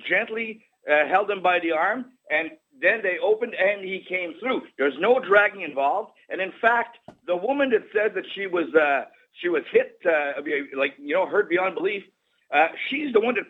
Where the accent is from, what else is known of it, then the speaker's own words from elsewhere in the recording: Canada; I'm a conservative, but I'm a Canadian first.